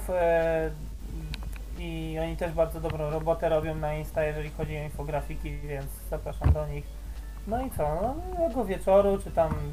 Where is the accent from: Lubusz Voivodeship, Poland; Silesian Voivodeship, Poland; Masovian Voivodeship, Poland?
Masovian Voivodeship, Poland; Radom; z mojego z rodzinnego miasta jest Kura, Kura Workout jest z mojego rodzinnego